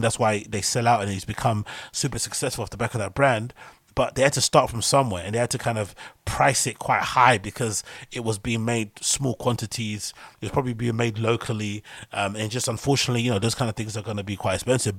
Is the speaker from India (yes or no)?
no; United Kingdom